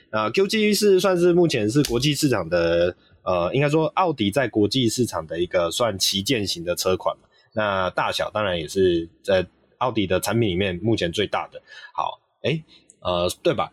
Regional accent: Taiwan; 我们台湾这边也还是会有点期待

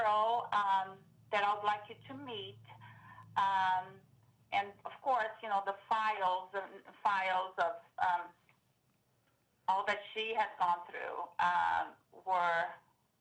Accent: Brazil; also born or lived in Seattle area, Washington, United States; now in Vancouver, Washington, United States; Growing up in Brazil

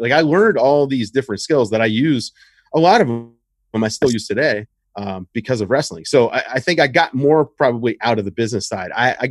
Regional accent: the South, United States; I mean, I grew up in the South, but far enough north that I got WWF and NWA.

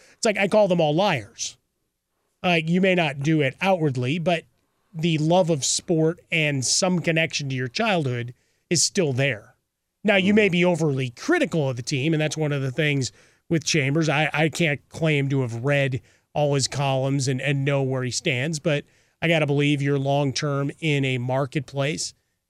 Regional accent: Chicago, Illinois, United States; I'm a kid from Chicago. I love sports. I grew up watching Chicago teams.

